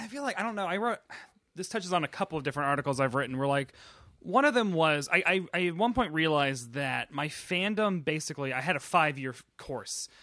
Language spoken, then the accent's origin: English; Tennessee, United States; moved away as an adult; also born or lived in Nashville; now in New York, United States; I'm from Tennessee and I rarely left Tennessee.